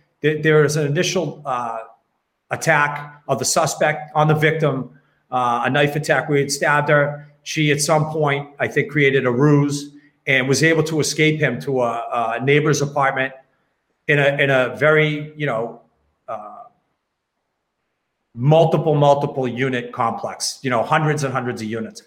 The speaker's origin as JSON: {"language": "English", "town": "Westborough", "region": "Massachusetts", "country": "United States", "tie": "born or raised there", "said": "I grew up in Westboro. I worked there my whole career."}